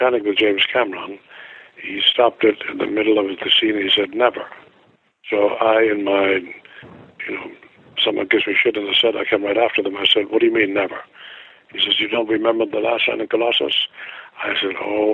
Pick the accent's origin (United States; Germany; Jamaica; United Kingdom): Germany; moved away; I have a German passport